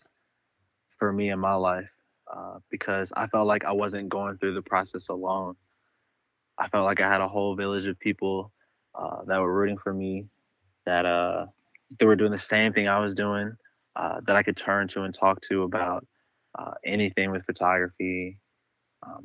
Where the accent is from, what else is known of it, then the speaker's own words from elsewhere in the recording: Louisville, Kentucky, United States; moved away as an adult; now in Los Angeles, United States; Originally, I'm from Louisville, Kentucky.